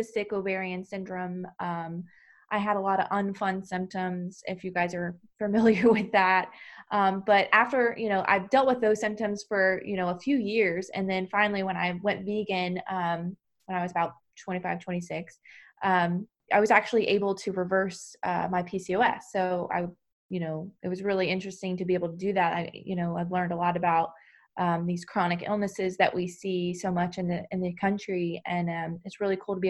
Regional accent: Georgia, United States; moved away as an adult; also born or lived in Baltimore; now in New Jersey, United States; I'm originally from Georgia myself

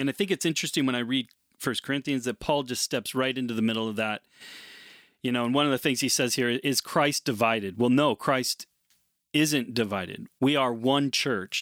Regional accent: United States; as an American

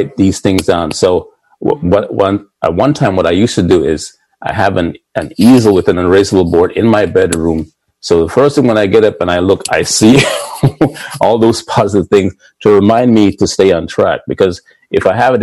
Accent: Jamaica; also born or lived in Boston; now in Pikesville, United States; Growing up in Jamaica

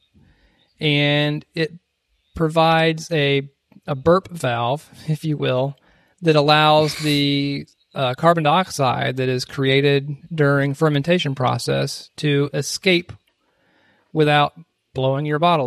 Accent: South Carolina, United States; my home state.

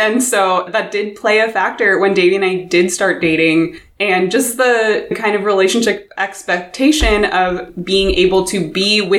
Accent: San Diego, California, United States; moved away as an adult; also born or lived in Inland Empire; now in Hermosa Beach, United States; I was born there and I spent a brief amount of my life in the Inland Empire that I don't really remember. Mm-hmm. And then my parents moved back to San Diego and my whole school experience was there until mm-hmm. college.

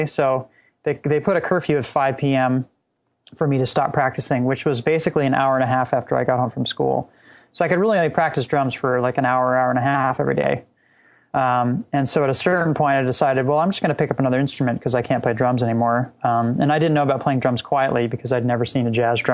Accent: Laguna Beach, California, United States; I grew up in Southern California, just south of Los Angeles in Laguna Beach

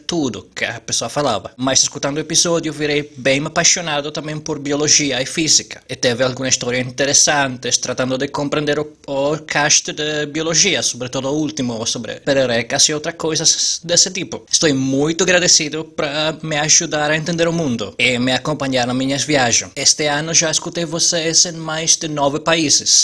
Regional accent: Italy; Portuguese is a second language; now in Spain; Eu sou 90 italiano que mora na Espanha

